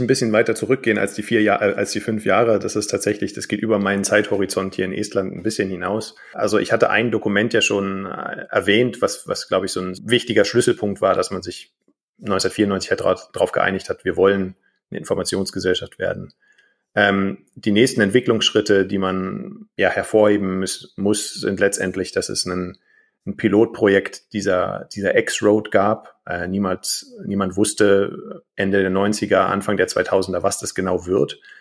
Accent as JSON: {"language": "German", "country": "Germany", "moved": "yes", "lives_now": "Estonia", "said": "ich als deutscher Staatsbürger habe eine estnische persönliche Kennziffer"}